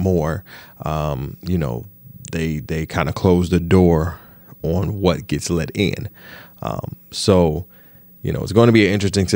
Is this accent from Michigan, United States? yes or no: yes; Detroit, Michigan, United States; I'm from Detroit, so UAW and automakers and auto workers is the fabric